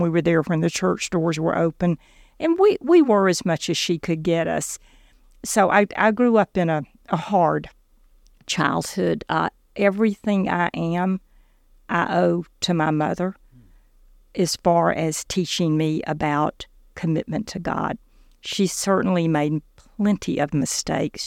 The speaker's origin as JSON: {"language": "English", "region": "South Georgia", "country": "United States", "tie": "born or raised there", "said": "I grew up in South Georgia in a pretty dysfunctional home."}